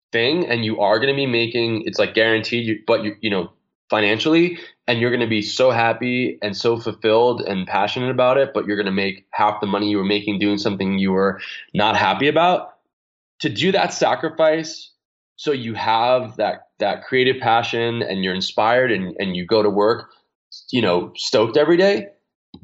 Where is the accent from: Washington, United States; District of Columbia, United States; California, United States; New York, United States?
New York, United States; moved away; I'm a kid from New York